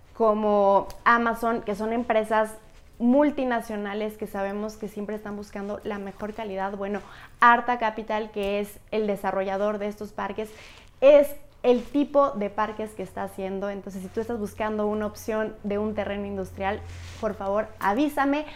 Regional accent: Hidalgo, Mexico; yo soy de Hidalgo, me he dedicado mucho a promover mi estado

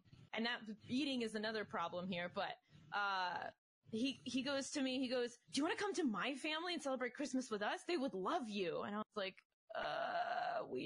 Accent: Russia; moved away; I come from Soviet Russia

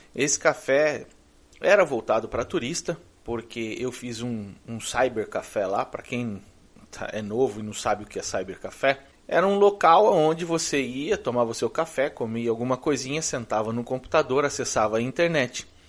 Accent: Brazil; moved away as an adult; also born or lived in Florida, United States; now in United States; eu sou brasileiro, não sou americano

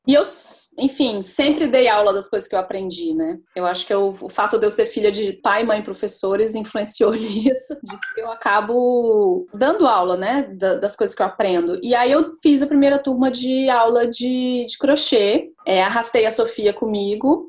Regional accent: Brasília, Federal District, Brazil; moved away as an adult; now in London, United Kingdom; eu sou de Brasília e eu me mudei para Londres vai fazer um ano no final de julho agora, por causa do trabalho do meu marido

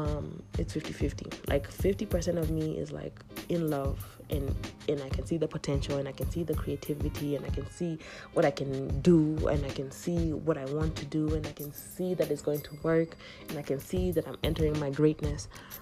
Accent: Kenya; but I think people have said like I don't look like I'm from Kenya at the moment

